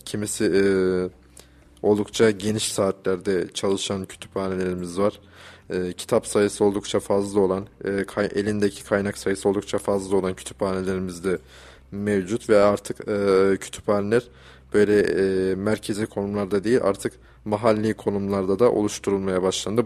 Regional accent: Kayseri, Kayseri Province, Turkey; bizim şehrimizin, Kayserimizin

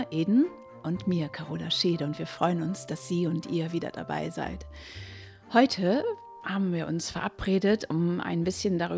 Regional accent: Middelfart, Southern Denmark, Denmark; German is a second language; Und eigentlich komme ich ja nicht aus Dangas, ich komme aus Middelsfair, das ist längst nicht so schön.

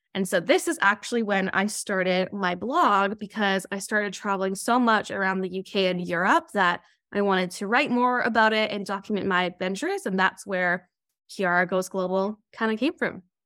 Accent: Okanagan, British Columbia, Canada; now in Toronto, Canada; I did grow up in the Okanagan, but currently I'm living out in Toronto, Ontario.

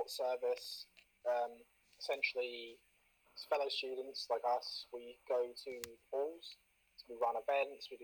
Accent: Portsmouth, South East England, United Kingdom; I'm from Portsmouth, so I'm a bit of a local expert

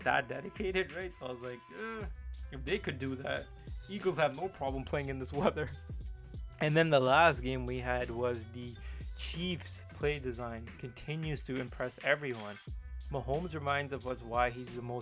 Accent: India; I'm Indian

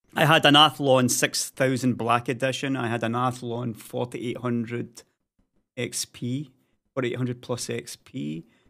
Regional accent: Scotland, United Kingdom; now in Sweden; being a Scotsman

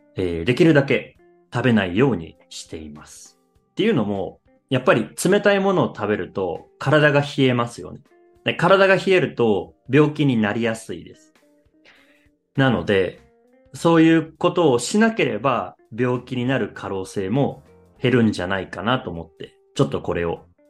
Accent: Japan; 僕は日本人

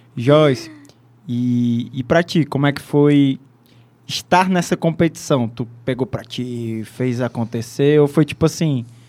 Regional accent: Ceará, Brazil; accent: cearense; nosso sotaque aqui, cearense.

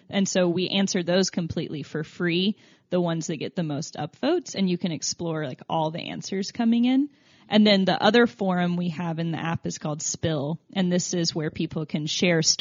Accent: Tennessee, United States; accent: southern; I'm from Tennessee, so I think it's the southern oh. pronunciation.

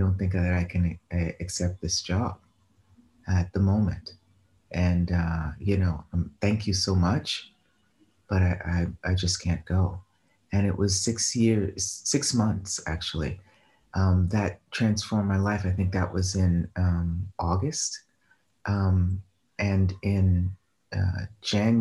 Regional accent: Boston, Massachusetts, United States; moved away; also born or lived in New York / Rome; I'm from Boston

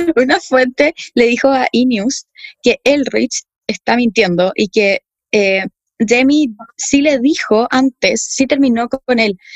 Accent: Chile; chilenos y chilenas y chilenes que somos

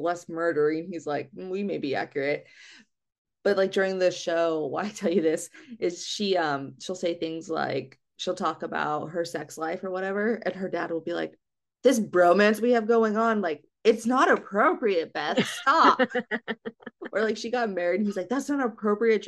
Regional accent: Wyoming, United States; I'm from Wyoming

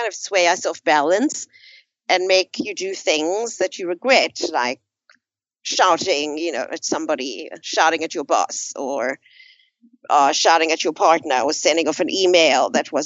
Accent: South Africa; moved away as an adult; I grew up in South Africa towards the last 20 years of apartheid.

